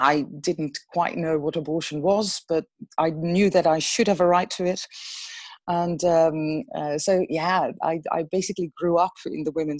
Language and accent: English; Emmen, Drenthe, Netherlands; moved away as an adult; also born or lived in Steenwijk / Utrecht / Brussels; now in Amsterdam, Netherlands; I grew up in Drenthe, in Emmen, which people might know because it has a huge zoo.